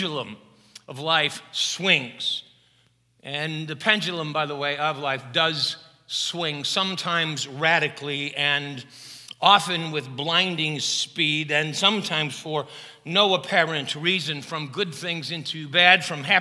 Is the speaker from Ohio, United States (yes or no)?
no; Chicago, Illinois, United States; I had a lot of Catholic friends growing up in Chicago who observed Lent